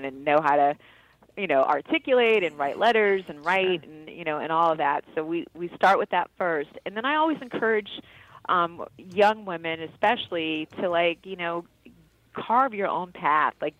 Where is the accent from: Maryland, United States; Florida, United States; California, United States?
California, United States; Carson; also born or lived in Long Beach, California; we grew up in Carson, California, then Long Beach, California